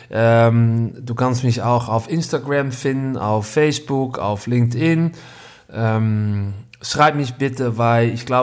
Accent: Netherlands; German is a second language; Ich bin Holländer.

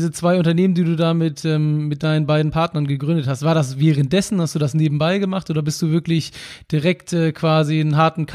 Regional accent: Hamburg, Germany; Heute mit jemandem aus meiner Heimatstadt, aus der wunderschönen Stadt Hamburg

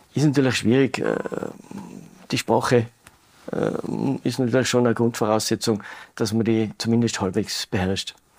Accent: Tyrol, Austria; bei uns in Tirol

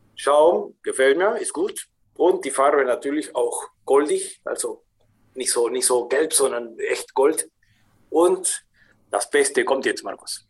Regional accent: Lima, Peru; also born or lived in Germany; Und ich bin 1960 geboren in Lima

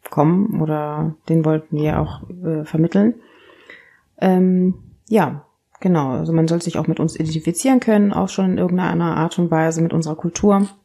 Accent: Kenya; now in Berlin, Germany; davor in Kenia, da wo ich herkomme, wo meine Mutter herkommt, wo ich auch geboren wurde.

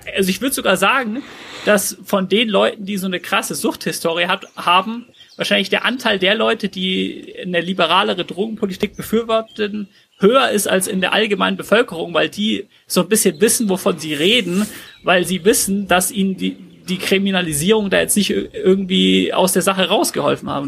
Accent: Glonn, Bavaria, Germany; in Glonn gemacht, bei dem Ort, wo ich aufgewachsen bin.

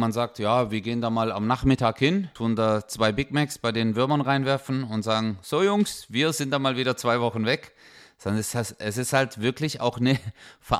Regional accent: Stuttgart, Baden-Württemberg, Germany; Nein, also … ich komme aus Stuttgart

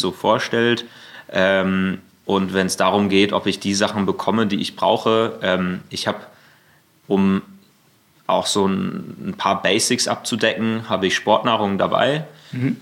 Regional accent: near Münster, North Rhine-Westphalia, Germany; now in Berlin, Germany; ich komme aus der Nähe von Münster und ähm, ich wohne hier in Berlin

